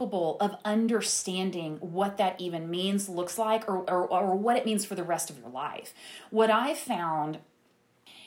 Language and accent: English; Tyler, Texas, United States; moved away; also born or lived in Dallas; I'm from Tyler